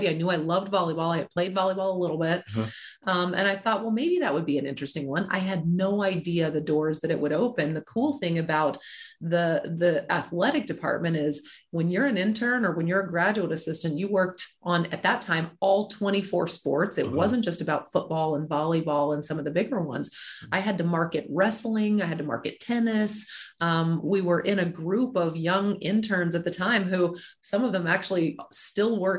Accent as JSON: {"language": "English", "town": "Mobile", "region": "Alabama", "country": "United States", "also_born_or_lived": "Nebraska", "said": "originally from Mobile, Alabama"}